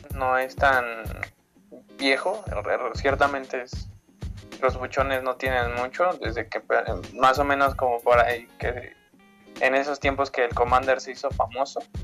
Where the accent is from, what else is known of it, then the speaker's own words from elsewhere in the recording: Mexico City, Mexico; yo soy de Iztapalapa y resido en Iztapalapa